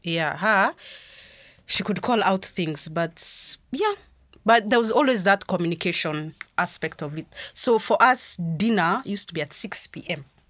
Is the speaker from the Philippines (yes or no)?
no; Meru, Meru County, Kenya; I grew up in Meru